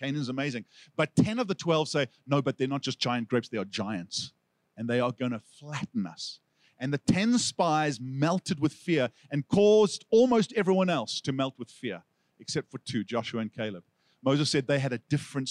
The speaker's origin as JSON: {"language": "English", "country": "South Africa", "accent": "South African", "moved": "yes", "said": "Now, if I had lost my South African accent, I would say asking like Aksa, but I have kept it."}